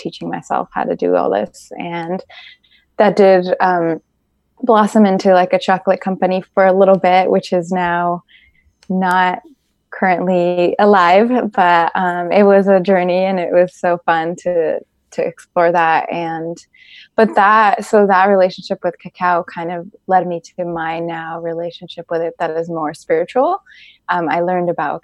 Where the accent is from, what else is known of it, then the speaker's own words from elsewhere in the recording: Mexico; now in Bay Area, United States; I'm also from Mexico